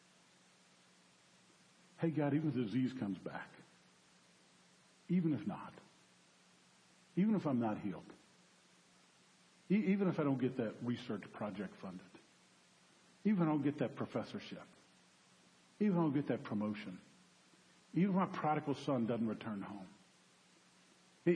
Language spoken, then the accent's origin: English; New Orleans, Louisiana, United States; I'm from New Orleans